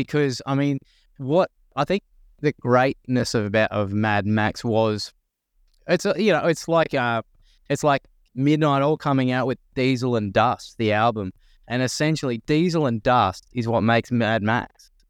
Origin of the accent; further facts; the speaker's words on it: Narara, New South Wales, Australia; I grew up in Narara on the Central Coast, and it was a state school, like a high school, and pretty healthy Aboriginal population as well.